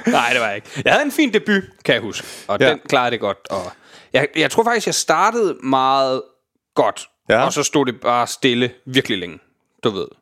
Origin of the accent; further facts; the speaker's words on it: Jutland, Denmark; moved away; jeg for eksempel er hjemme i Jylland